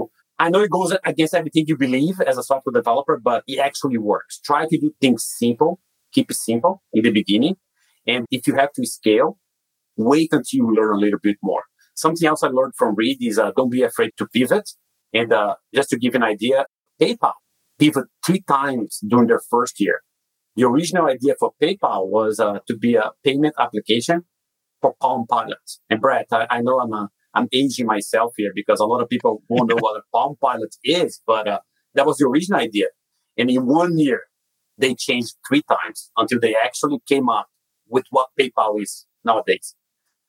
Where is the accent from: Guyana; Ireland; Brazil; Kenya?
Brazil; English is a second language; moved away as an adult; now in United States; As you can tell by my accent, I was not born in the US. I'm originally from Brazil, where I grew up and went to school and got my computer science degree